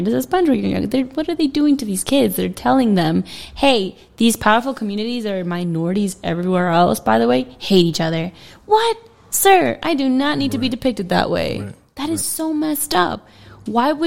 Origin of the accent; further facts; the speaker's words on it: Miami, Florida, United States; born or raised there